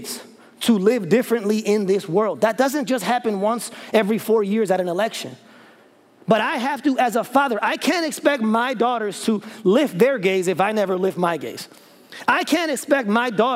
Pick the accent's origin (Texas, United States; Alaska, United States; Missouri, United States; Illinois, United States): Illinois, United States; Chicago; now in Memphis, United States; I'm from Chicago